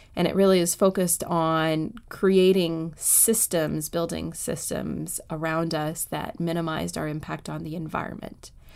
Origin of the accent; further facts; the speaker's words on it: Canada; moved away as an adult; now in Washington, D.C., United States; I was born and raised in Canada